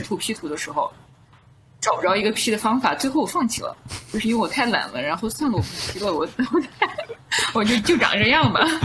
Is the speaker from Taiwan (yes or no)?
no; Southern Xinjiang, China; moved away; also born or lived in United States; 我是在南疆长大